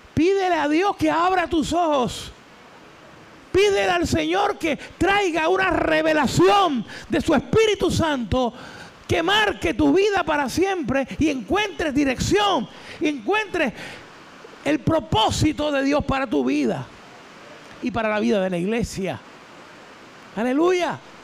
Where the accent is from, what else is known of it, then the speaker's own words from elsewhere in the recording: Isabela, Puerto Rico; Yo soy de Isabela, pertenecía a una iglesia en Isabela